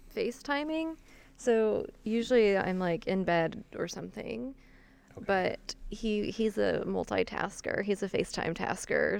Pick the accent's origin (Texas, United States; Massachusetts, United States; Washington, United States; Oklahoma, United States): Oklahoma, United States; Wichita Mountains; I grew up six miles outside of the Wichita Mountains